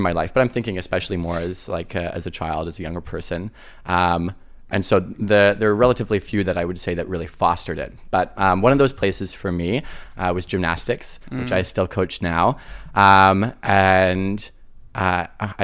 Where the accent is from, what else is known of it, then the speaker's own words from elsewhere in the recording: countryside outside of Ottawa, Ottawa Valley, Ontario, Canada; I grew up in the countryside outside of Ottawa